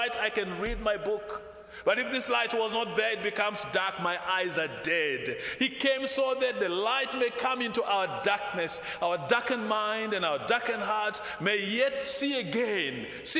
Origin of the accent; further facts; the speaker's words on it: Kampala, Central Region, Uganda; The Kampala city where I come from